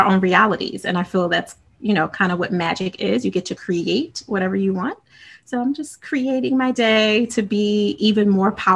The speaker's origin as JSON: {"language": "English", "town": "Philadelphia", "region": "Pennsylvania", "country": "United States", "tie": "born or raised there", "said": "Philly for me, born and raised, I've literally lived in every part"}